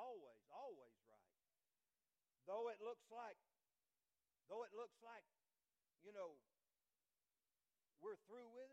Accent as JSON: {"language": "English", "region": "Florida", "country": "United States", "moved": "as an adult", "lives_now": "Alabama, United States", "said": "I'm from Florida"}